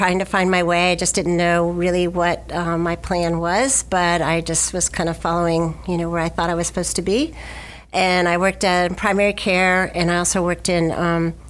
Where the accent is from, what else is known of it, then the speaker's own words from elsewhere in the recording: Miami, Florida, United States; also born or lived in Gainesville, Florida; My family moved up to Gainesville from Miami when I was in the eighth grade